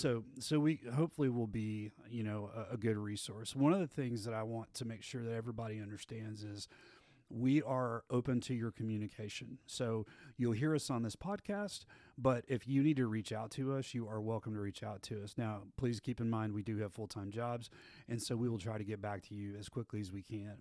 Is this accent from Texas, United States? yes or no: yes; Abilene, Texas, United States; I grew up in Abilene, Texas, out in West Texas, and went to Wiley High School out there.